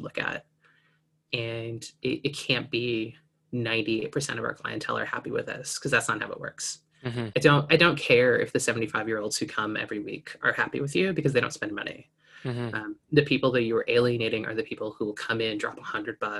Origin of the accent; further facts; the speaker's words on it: Canada; I'm here from Canada